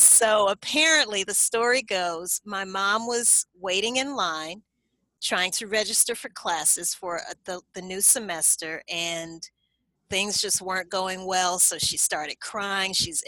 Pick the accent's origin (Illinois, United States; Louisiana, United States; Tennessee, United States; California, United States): Louisiana, United States; Baton Rouge; I was born and raised in Baton Rouge, Louisiana.